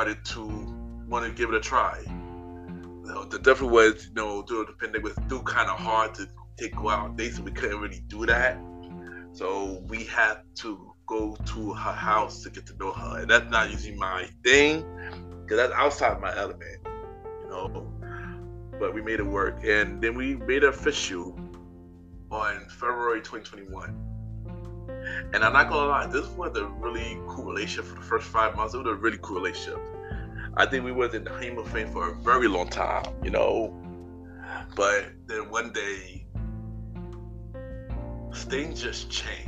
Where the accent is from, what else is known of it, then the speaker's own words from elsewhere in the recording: New York, United States; I was from New York